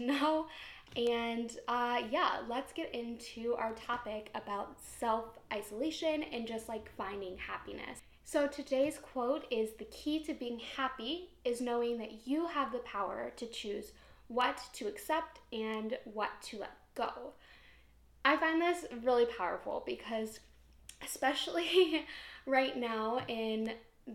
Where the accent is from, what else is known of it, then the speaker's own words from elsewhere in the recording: Ohio, United States; I'm from Ohio.